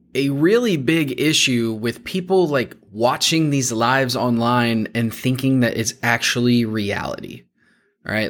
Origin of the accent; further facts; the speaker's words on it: Warsaw, Indiana, United States; I grew up just outside of Warsaw.